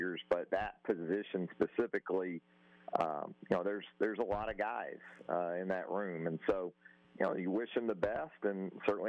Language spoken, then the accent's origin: English; Jacksonville, Florida, United States; I'm born and raised in Jacksonville, Florida